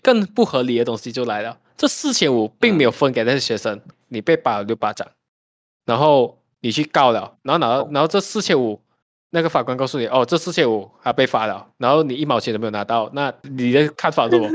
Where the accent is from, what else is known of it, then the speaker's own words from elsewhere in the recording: Malaysia; 毕竟一方面我们大马人没有这种问题啊，我们都会有很多语言嘛，我们方言也会，我们的嗯。中文啊、英文啊、国语啊也会啊